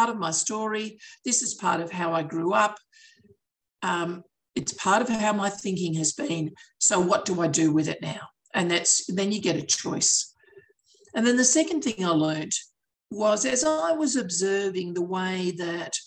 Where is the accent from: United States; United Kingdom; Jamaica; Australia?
Australia; Aussies, we do tend to speak quickly